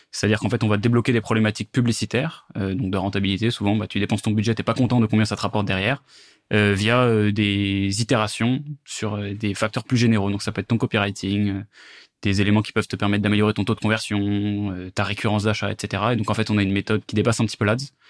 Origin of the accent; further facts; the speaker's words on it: Versailles, Île-de-France, France; j'ai grandi à Versailles, euh, j'ai aujourd'hui 25 ans.